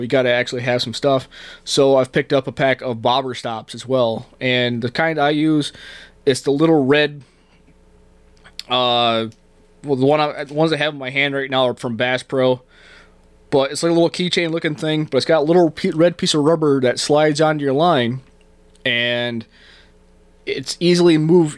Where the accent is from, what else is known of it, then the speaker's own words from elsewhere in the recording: Canada; also born or lived in New York State, United States; now in Arizona, United States; I grew up in Canada. Um, you talk to anybody that met me when I first moved here, I said a a lot.